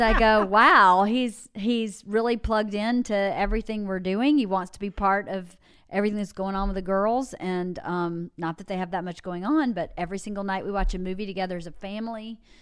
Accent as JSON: {"language": "English", "region": "Georgia", "country": "United States", "tie": "born or raised there", "moved": "yes"}